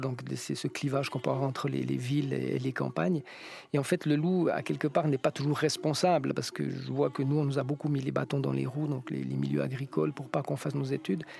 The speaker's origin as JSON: {"language": "French", "country": "France", "said": "chez nous, en France"}